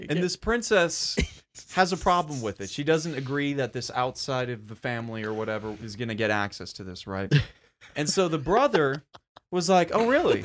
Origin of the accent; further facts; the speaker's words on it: United States; me being an American